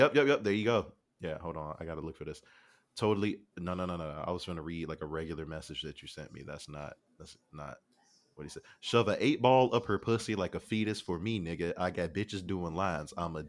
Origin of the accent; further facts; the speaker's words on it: Canada; Stop hating on me. I'm Canadian.